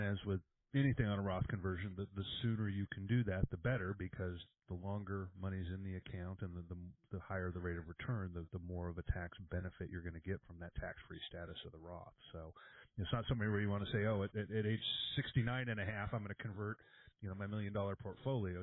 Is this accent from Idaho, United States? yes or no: no; California, United States; moved away as an adult; I spent the first 35 years of my life there